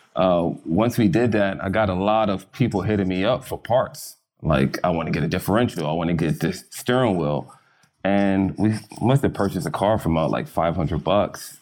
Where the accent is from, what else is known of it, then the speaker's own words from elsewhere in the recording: London, United Kingdom; now in Los Angeles, United States; I was born in London